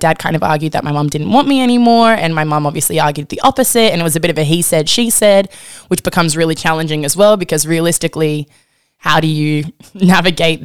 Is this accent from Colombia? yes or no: no; Gold Coast, Queensland, Australia; also born or lived in Stuttgart, Germany; I've grown up on the Gold Coast in Australia